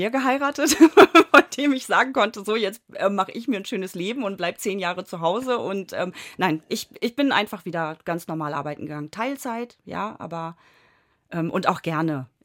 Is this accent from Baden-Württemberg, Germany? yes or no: no; Jesteburg, Lower Saxony, Germany; also born or lived in Hamburg; aber ja. dann äh, relativ schnell sind meine Eltern aufs Land gezogen und ich bin in Jesteburg groß geworden, ja. Dann für die Ausbildung bin ich tatsächlich nochmal nach Hamburg gezogen.